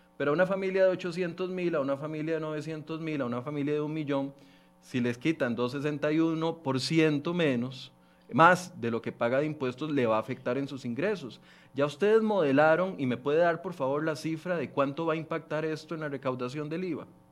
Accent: Costa Rica; como ministro y como costarricense

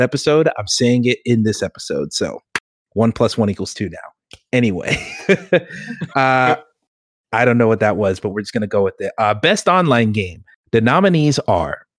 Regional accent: Georgia, United States; I'm from Georgia

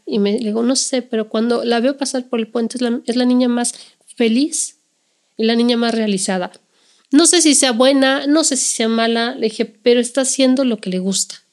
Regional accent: Mexico; como mexicanos

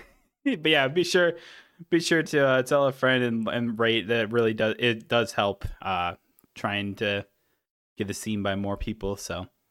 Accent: Wisconsin, United States; we're from Wisconsin

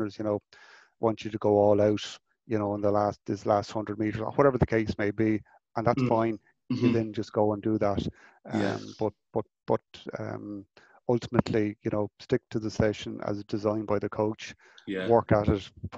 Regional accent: Mayo, Connacht, Ireland; moved away; I'm originally from Mayo

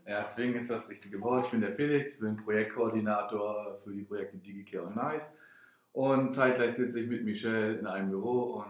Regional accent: Rostock, Mecklenburg-Vorpommern, Germany; also born or lived in Potsdam; ich bin ja hier geboren

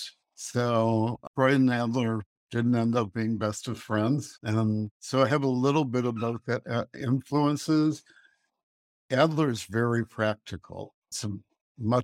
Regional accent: Chicago, Illinois, United States; also born or lived in Colorado Springs, Colorado; I grew up in Chicago.

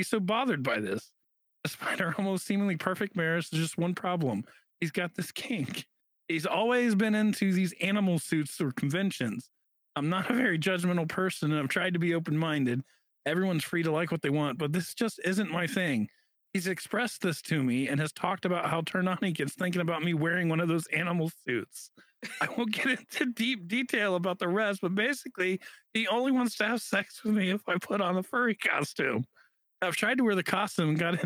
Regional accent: United States; I'm an American

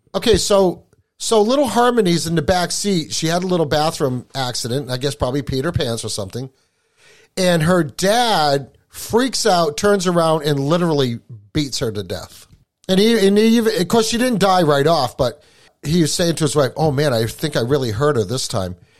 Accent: Appalachia, United States; now in New Hampshire, United States; I was born in Appalachia

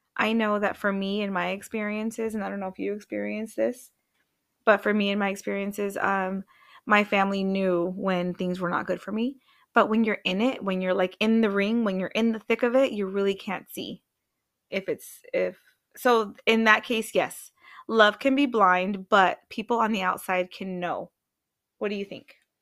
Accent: Washington, United States; moved away; also born or lived in Arizona; I'm from Washington State

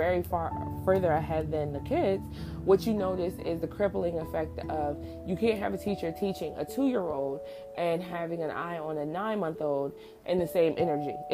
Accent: New Jersey, United States; where I grew up in New Jersey

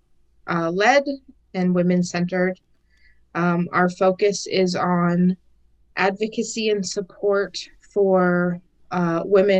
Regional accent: The Pas, Manitoba, Canada; moved away as an adult; now in Saskatoon, Canada; So I'm currently living in Saskatoon, but I was raised and I'm from the Paw, Manitoba

